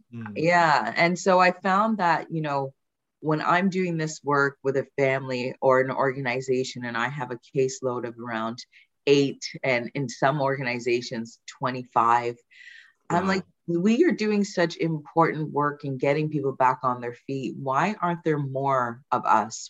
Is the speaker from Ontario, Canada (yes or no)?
yes; Brampton, Ontario, Canada; also born or lived in England; I did immigrate from England in in 1980, moving to okay. Brampton. I was very young